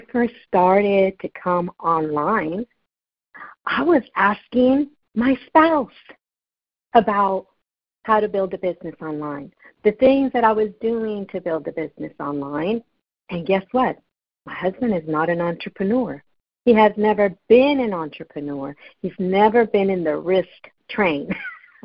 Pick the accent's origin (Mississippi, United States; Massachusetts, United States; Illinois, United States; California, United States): California, United States; I'm from California